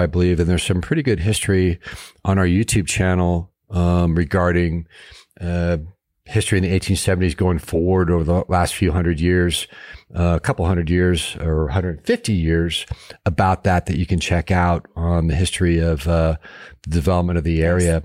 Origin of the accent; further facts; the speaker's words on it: Chino Valley, Arizona, United States; It was Chino Valley, my hometown